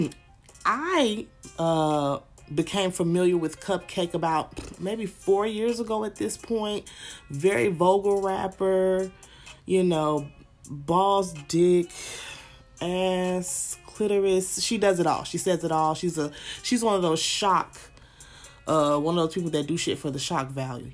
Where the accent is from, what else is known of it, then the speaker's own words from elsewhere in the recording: the South, United States; I'm from the South